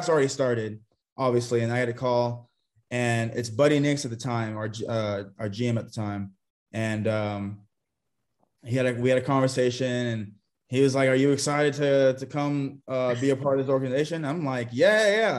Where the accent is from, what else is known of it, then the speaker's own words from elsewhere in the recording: Texas, United States; moved away as an adult; also born or lived in California; I was born in California, but I was raised in Texas.